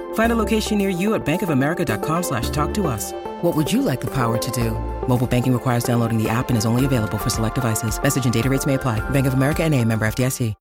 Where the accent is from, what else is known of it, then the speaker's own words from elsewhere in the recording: Mexico; now in Los Angeles, United States; yo soy mexicana más que el mole y, y me vine para, me vine para Los Ángeles a vivir para los Estados Unidos